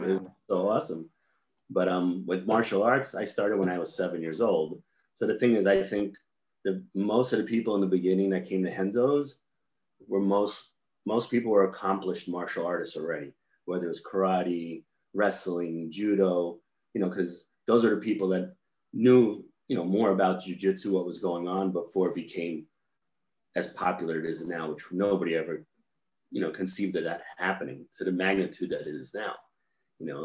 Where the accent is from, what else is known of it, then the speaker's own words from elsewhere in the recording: New York, United States; also born or lived in California; I grew up in New York